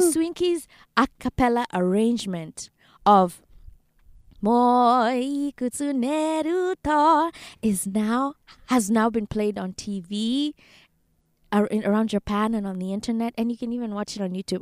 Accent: Kenya; moved away as an adult; now in United States; as a Kenyan

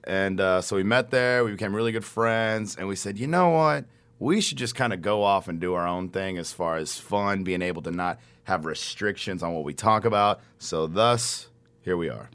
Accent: Garland, Texas, United States; I'm from Garland

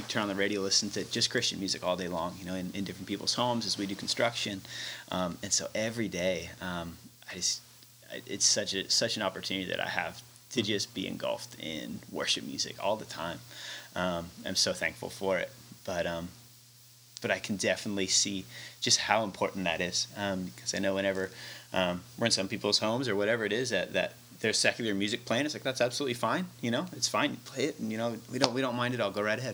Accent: Branson, Missouri, United States; moved away as an adult; also born or lived in Sydney, Australia; now in Palatka, United States; growing up in Branson

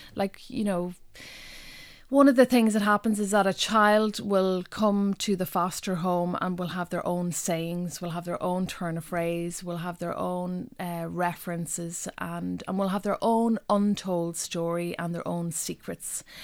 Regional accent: North West Donegal, Ulster, Ireland; first language Irish; English is a second language; now in Dublin, Ireland; growing up in Donegal in the nineteen eighties

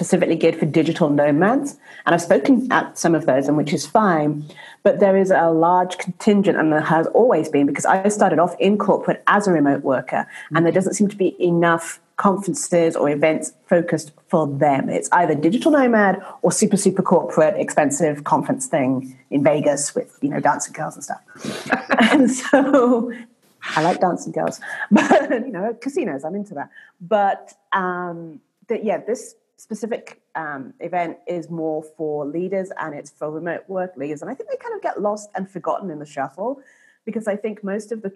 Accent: England, United Kingdom; also born or lived in United States / Canada / Mexico; now in Guadalajara, Mexico; I'm originally from England to the States

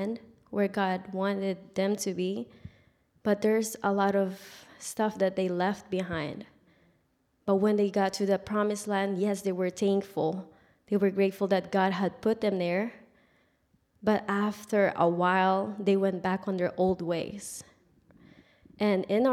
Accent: Philippines; moved away; I grew up in the Philippines.

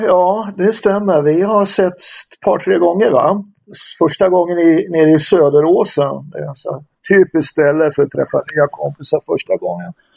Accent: Västerås, Västmanland, Sweden; Jag är uppvuxen i Västerås

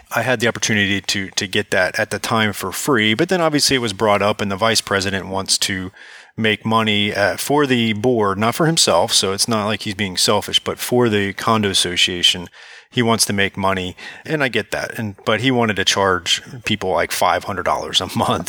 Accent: South Florida, United States; I'm from South Florida originally

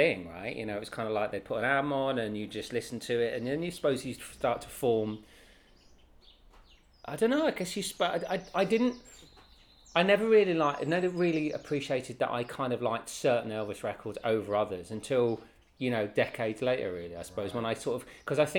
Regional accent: Welsh, Wales, United Kingdom; we're Welsh

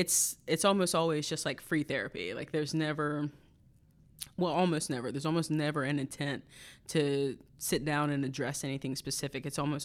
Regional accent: North Carolina, United States; Well, so I'm from North Carolina originally, and when I was in college, I went to Appalachian State University for music education.

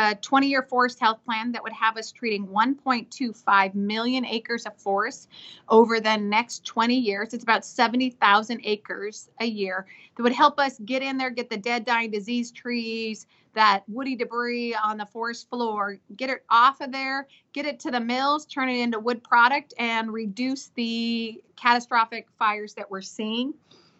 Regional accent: Washington, United States; I'm from Washington State.

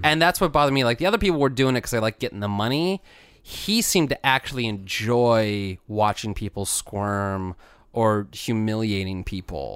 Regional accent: United States; growing up in America where same-sex marriage was not allowed

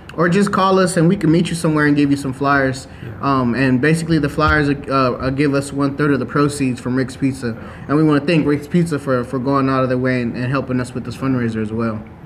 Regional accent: Lathrop, California, United States; I'm born and raised in Lathrop, but Stockton is a block away from me

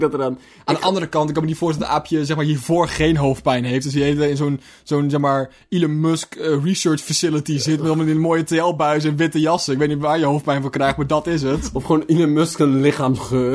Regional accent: Zeeland, Netherlands; wij komen uit Zeeland

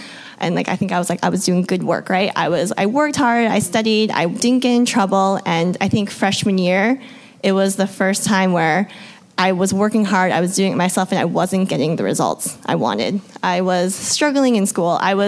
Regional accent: Vermont, United States; I grew up in Vermont

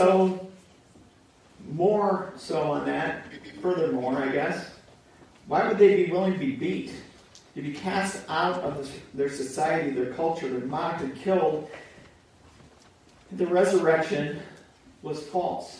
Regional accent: United States; we grew up in America

